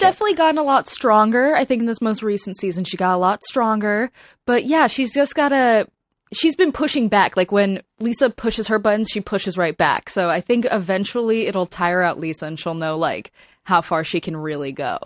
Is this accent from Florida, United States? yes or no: yes; South Florida, United States; now in Los Angeles, United States; moving to L A, I'm, I'm originally from South Florida